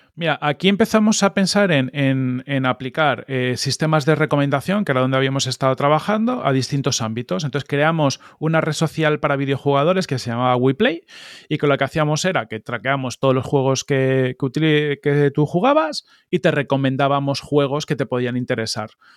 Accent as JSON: {"language": "Spanish", "town": "Madrid", "region": "Community of Madrid", "country": "Spain", "tie": "born or raised there", "also_born_or_lived": "Palma de Mallorca / Arenys de Mar", "said": "estuve hasta los siete años en, en de Mar y luego ya nos mudamos a Madrid"}